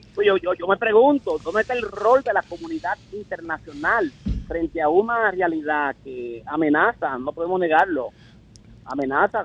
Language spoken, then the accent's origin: Spanish; Dominican Republic; yo en realidad como fronterizo, como abogado que conozco un poco la ley, como legislador